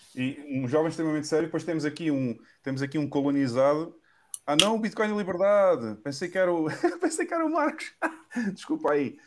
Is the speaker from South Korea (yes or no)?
no; Portugal; Eu adoro Portugal, é o país onde eu nasci